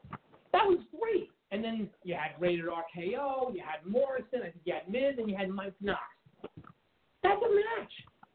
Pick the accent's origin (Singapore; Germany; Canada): Canada; Listen, let's address the elephant in the room. We all know what I am. I'm Canadian.